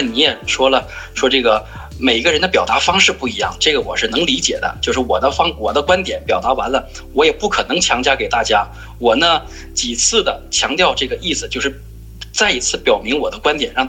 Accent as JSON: {"language": "Chinese", "region": "Northeast China", "country": "China", "said": "我是一个东北人，东北人强调的就是率直、真实，尽量真实一点，容易相处。"}